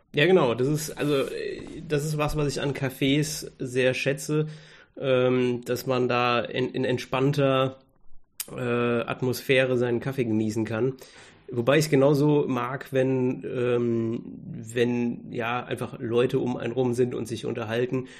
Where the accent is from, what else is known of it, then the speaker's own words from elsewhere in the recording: Germany; selbst als Deutscher